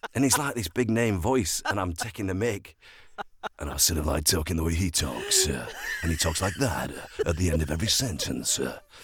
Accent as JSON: {"language": "English", "town": "Sheffield", "region": "Yorkshire and the Humber", "country": "United Kingdom", "tie": "born or raised there", "also_born_or_lived": "London", "said": "I was born and bred in Sheffield"}